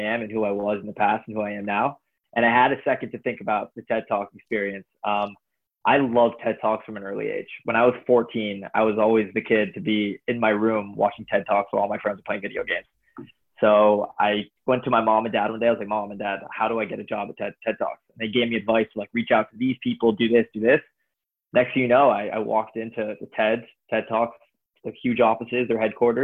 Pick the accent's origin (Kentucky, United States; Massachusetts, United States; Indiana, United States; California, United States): California, United States; Los Angeles; My dad is Canadian, born and raised in Canada, and I'm from